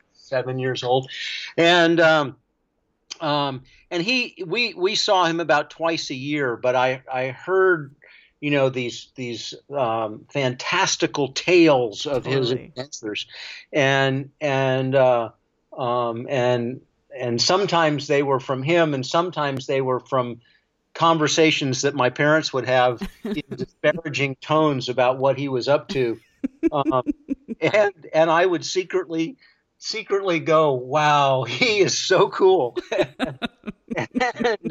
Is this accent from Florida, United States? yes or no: yes; Florida, United States; I grew up in Florida